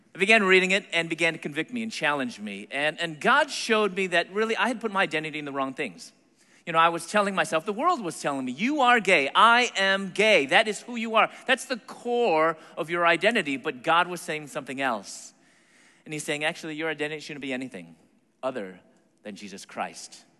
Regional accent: Chicago, Illinois, United States; moved away as an adult; also born or lived in Atlanta, Georgia; my hometown, Chicago

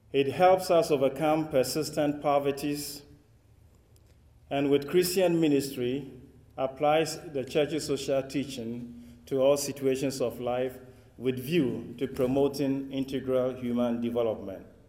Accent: Ghana; accent: West African English; if I speak with an accent which is not quite American or British or Australian, you know where it's coming from.

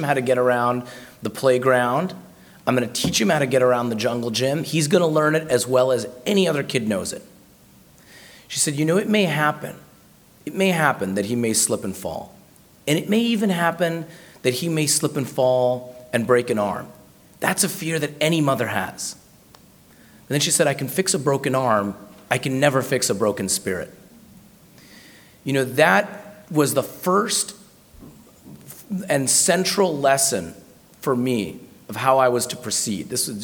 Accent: Baltimore, Maryland, United States; now in Washington, United States; I was born in Baltimore

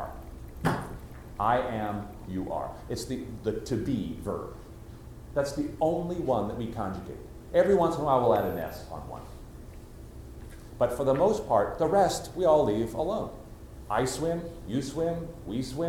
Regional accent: United States; accent: standard American; I have a normal, standard American accent

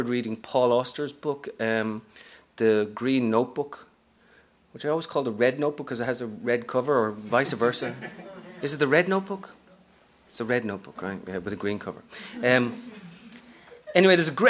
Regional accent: Dublin, Leinster, Ireland; moved away as an adult; also born or lived in Texas / Japan; now in New York, United States; I'm from Ireland originally, from Dublin, but I've been here the best part of 15 years now

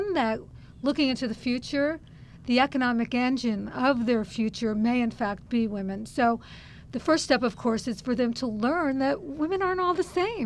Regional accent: San Francisco, California, United States; San Francisco, which is my hometown

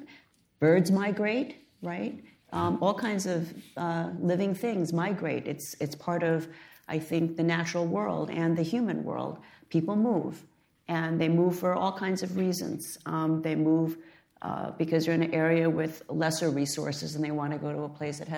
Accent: United States; I was born in the United States, but my parents were educated in China

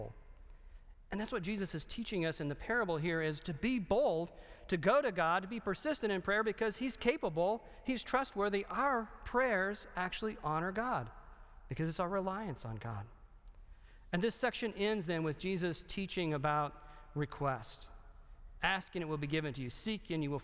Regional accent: the South, United States; I'm from the South

